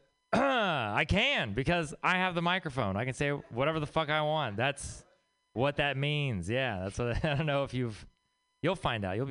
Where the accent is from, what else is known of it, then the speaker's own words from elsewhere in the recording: Texas, United States; moved away; I'm from Texas.